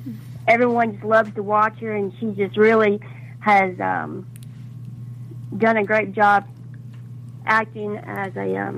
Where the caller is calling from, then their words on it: Arkansas, United States; I'm … from Arkansas.